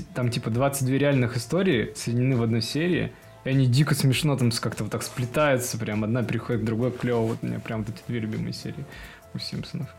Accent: Perm, Perm Krai, Russia; откуда я родом? Из Перми

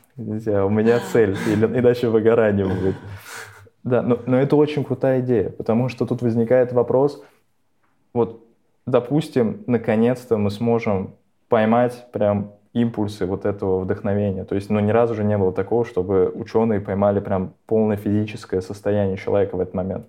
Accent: Nizhny Novgorod, Nizhny Novgorod Oblast, Russia; moved away; also born or lived in Moscow; я, я же из Нижнего

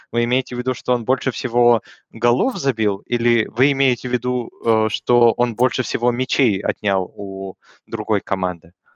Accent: Russia; я э, родился в России

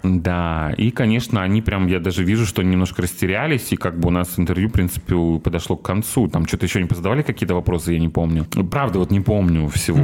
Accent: Sochi, Krasnodar Krai, Russia; now in Kazan, Russia; мы были коренные сочинки

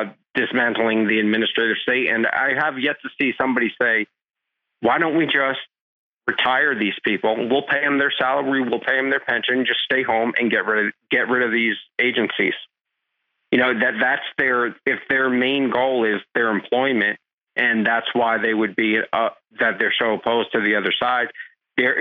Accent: New Jersey, United States; growing up in New Jersey

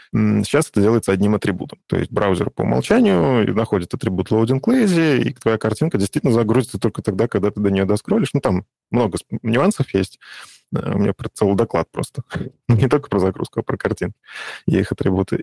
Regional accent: Vitebsk Region, Belarus; я сам из Беларуси, вот, из Витебской области

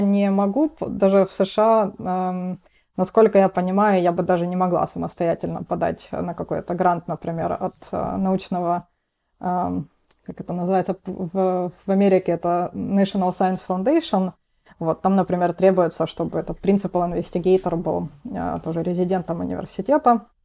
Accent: Rostov-on-Don, Rostov Oblast, Russia; moved away as an adult; now in Boston, United States; я из города Ростов-на-Дону

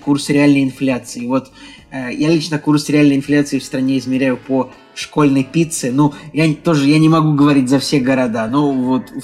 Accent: Saint Petersburg, Russia; Мы, мы, петербуржцы

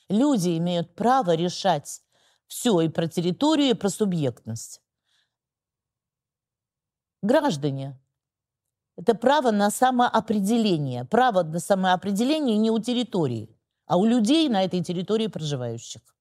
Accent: Ukraine; now in Russia; Я украинка. {S0} Ну, вы украинка, {S1} которая работает в {S0} Государственной Думе {S1} 22 года. да, и живу а всю жизнь в России.

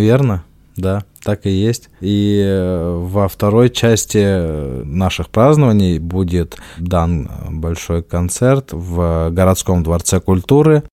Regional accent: Dagestan, Russia; moved away; Дальше я дагестанец, а дальше я лезгин

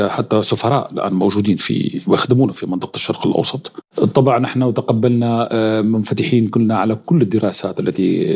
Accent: Syria; moved away as an adult; now in Russia; انا اصولي سوري

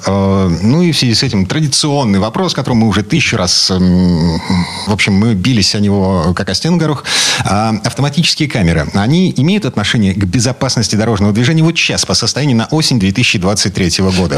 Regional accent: Kirov Oblast, Russia; moved away; У меня на родине, в Кировской области

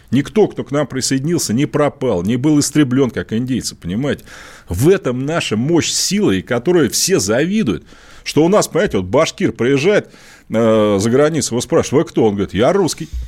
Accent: Amur Oblast, Russia; А я всегда говорю, что я русский татарин амурского происхождения.

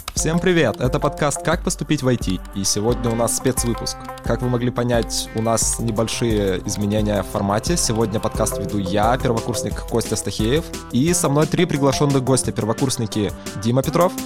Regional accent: Zlatoust, Chelyabinsk Oblast, Russia; moved away as an adult; now in Yekaterinburg, Russia; Я из Златоуста, Челябинская область. Учился я в самой обычной МАУСОШ номер 9

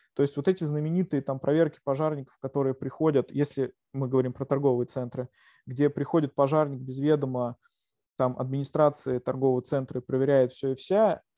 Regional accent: Yelets, Lipetsk Oblast, Russia; now in Moscow, Russia; я сам родом из Ельца, из провинции

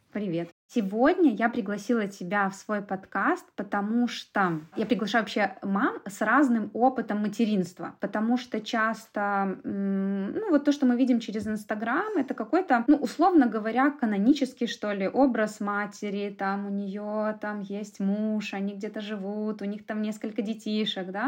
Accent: Minsk, Belarus; Я родилась в Минске, всю жизнь прожила в Минске

